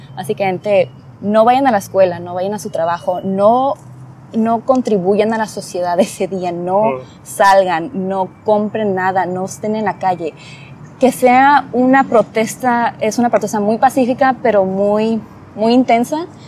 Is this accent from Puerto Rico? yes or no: no; Rosarito, Baja California, Mexico; crecí en Rosarito, es un área pequeña